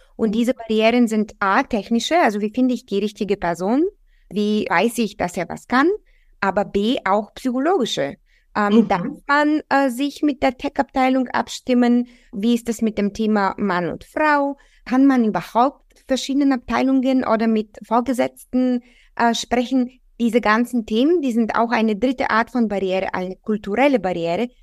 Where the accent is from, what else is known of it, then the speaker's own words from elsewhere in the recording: Bulgaria; now in Germany; Ich komme ursprünglich aus Bulgarien